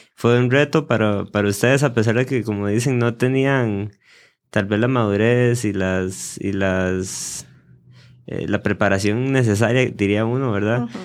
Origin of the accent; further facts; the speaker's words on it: Costa Rica; en mi país